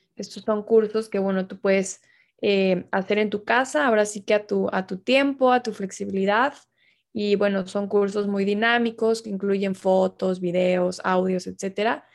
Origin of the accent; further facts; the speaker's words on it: Tabasco, Mexico; now in Mexico City, Mexico; yo soy originaria de Tabasco